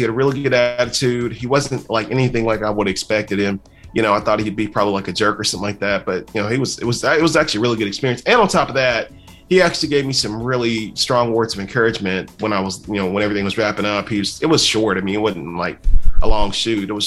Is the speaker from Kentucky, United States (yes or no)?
yes; Kentucky, United States; I'm from Kentucky